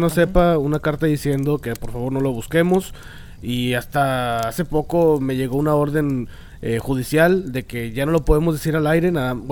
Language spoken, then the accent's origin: Spanish; Monterrey, Nuevo León, Mexico